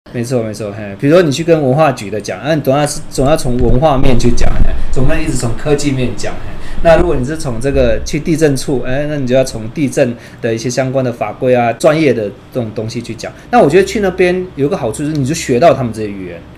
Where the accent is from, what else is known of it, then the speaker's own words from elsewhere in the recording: India; now in Taiwan; 我小时候其实是在印度长大的